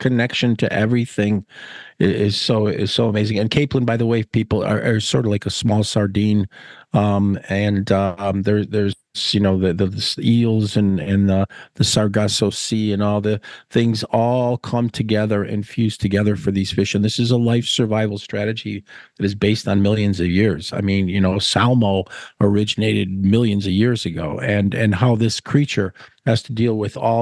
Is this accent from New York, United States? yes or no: yes; Niagara Frontier, New York, United States; since I was a little boy growing up in the Niagara Frontier